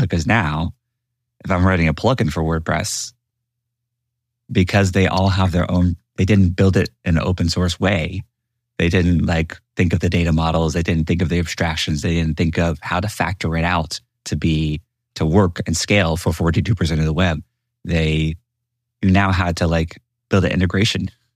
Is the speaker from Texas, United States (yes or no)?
yes; Houston, Texas, United States; I am a boy from Houston, Texas